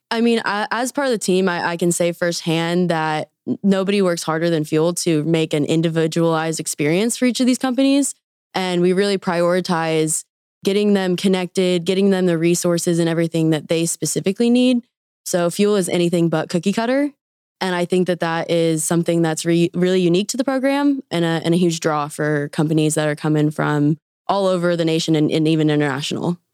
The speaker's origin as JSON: {"language": "English", "town": "Wichita", "region": "Kansas", "country": "United States", "also_born_or_lived": "Arkansas", "moved": "as an adult", "lives_now": "Bentonville, United States", "said": "I am originally from Wichita, Kansas."}